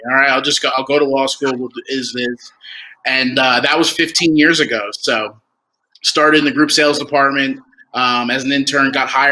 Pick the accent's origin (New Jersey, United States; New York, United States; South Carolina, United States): New Jersey, United States; now in Boise, United States; I'm from the East Coast. I'm from New Jersey